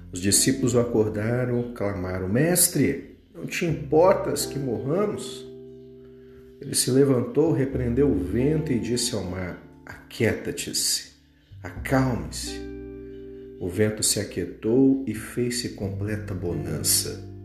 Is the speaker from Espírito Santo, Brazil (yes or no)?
yes; Vitória, Espírito Santo, Brazil; moved away; minha cidade natal, lá de Vitória, do Espírito Santo